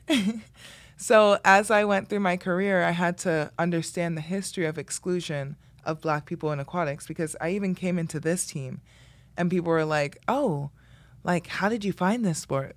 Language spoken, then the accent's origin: English; Miami, Florida, United States; moved away; I grew up in the Redlands